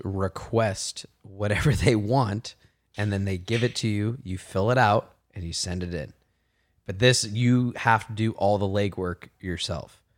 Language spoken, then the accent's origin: English; Martinez, California, United States; I grew up in Martinez